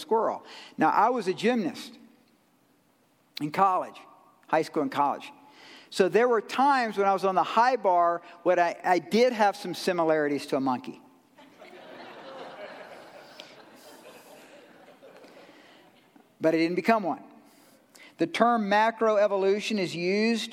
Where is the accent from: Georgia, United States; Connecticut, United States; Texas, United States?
Georgia, United States; I'm from Georgia